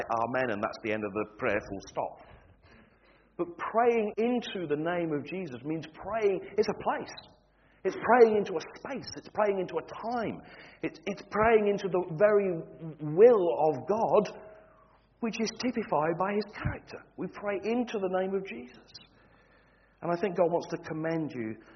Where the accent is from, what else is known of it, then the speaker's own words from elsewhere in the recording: Standish, North West England, United Kingdom; moved away as an adult; also born or lived in Wigan; now in Scottish Highlands, United Kingdom; I was born and bred in Wigan. I was raised in Standish.